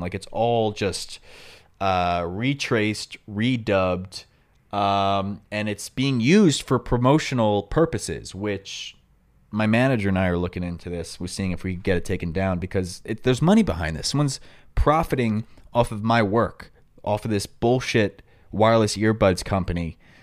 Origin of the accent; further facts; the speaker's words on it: New York, United States; accent: New York; My New York accent